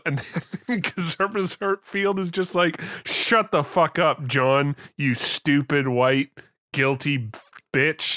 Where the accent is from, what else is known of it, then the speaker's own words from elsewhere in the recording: Canada; I'm a Canadian.